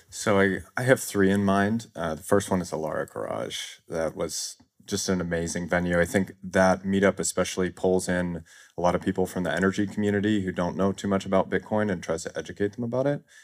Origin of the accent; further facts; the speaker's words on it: Chicago, Illinois, United States; moved away as an adult; now in Thailand; I live in Thailand full-time. I moved there in twenty nineteen, but I'm born and raised in Chicago.